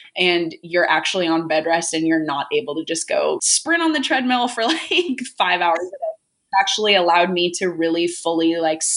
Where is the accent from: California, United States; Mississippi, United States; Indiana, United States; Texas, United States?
California, United States; Orange County; I grew up in Orange County, California